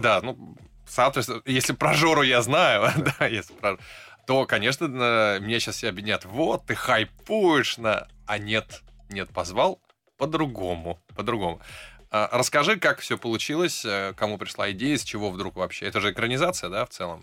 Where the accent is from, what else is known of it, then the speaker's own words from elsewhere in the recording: Saint Petersburg, Russia; я из Питера